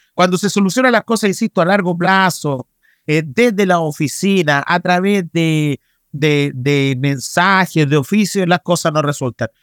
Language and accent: Spanish; Aconcagua Valley, Valparaíso, Chile; yo soy del Valle de la Concagua